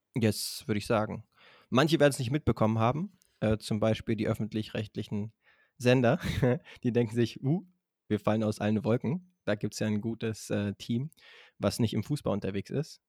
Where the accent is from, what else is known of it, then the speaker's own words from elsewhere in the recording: Berlin, Germany; als Berliner